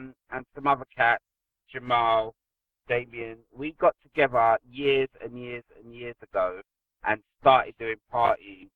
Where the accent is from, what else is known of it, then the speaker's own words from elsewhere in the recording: London, United Kingdom; Born and bred South Londoner